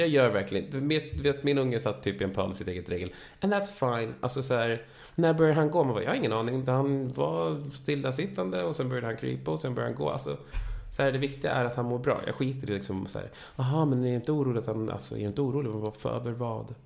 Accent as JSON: {"language": "Swedish", "town": "Vallentuna", "region": "Stockholm County", "country": "Sweden", "tie": "born or raised there", "also_born_or_lived": "Täby / Ghana", "moved": "as an adult", "said": "då köpte han en lägenhet ute i Täby där jag växte upp först och sen skilde sig mina föräldrar. Och då flyttade vi till Vallentuna"}